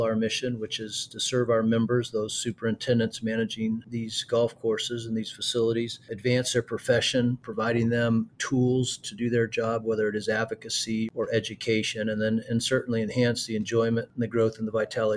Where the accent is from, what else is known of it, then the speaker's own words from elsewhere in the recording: Arizona, United States; we grew up in Arizona